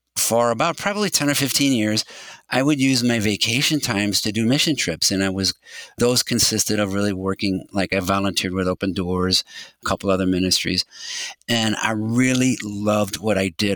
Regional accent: St. Louis, Missouri, United States; I was born and raised in St. Louis

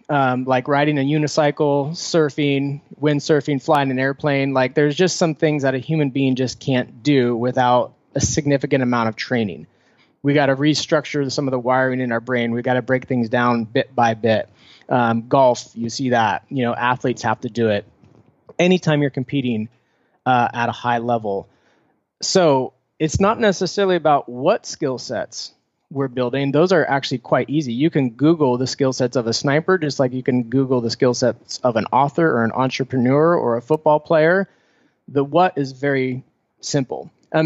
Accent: Foster City, California, United States; Oh, I grew up in the Bay Area, about 20 minutes south of San Francisco in a place called Foster City, right on the bay.

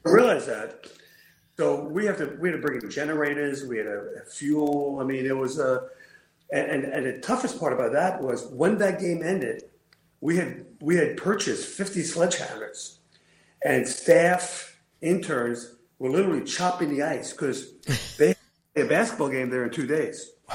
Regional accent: New York City, New York, United States; moved away as an adult; now in Syracuse, United States; I grew up in Brooklyn

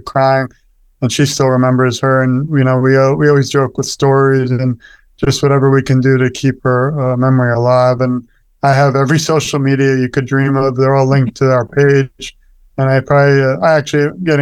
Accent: New York, United States; we're from New York

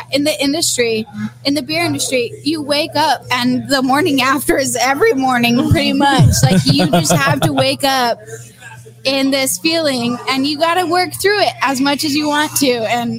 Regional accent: the Valley, Texas, United States; I'm actually from the Valley, where 5x5 is brewed.

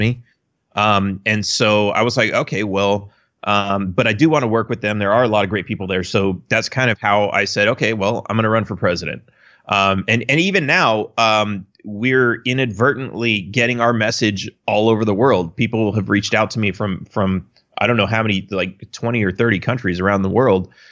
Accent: Los Angeles, California, United States; I grew up in Los Angeles, which obviously is a blue state

